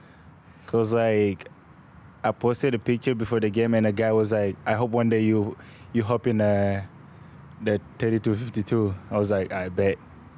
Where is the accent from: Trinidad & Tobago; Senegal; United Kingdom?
Senegal; moved away; also born or lived in Clermont, Florida; I'm coming from Africa